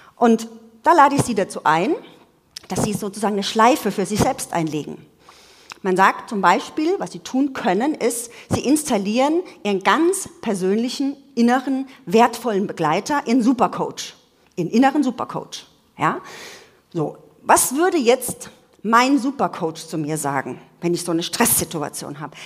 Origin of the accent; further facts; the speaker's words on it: Munich, Bavaria, Germany; ich komme ja aus München